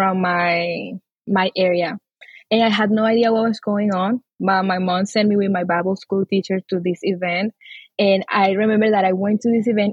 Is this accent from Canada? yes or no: no; Amazonas, Venezuela; now in Texas, United States; So I'm from the Amazon, Venezuela. The Amazon in Venezuela, I'm indigenous. I grew up in a Christian family with my parents and my sister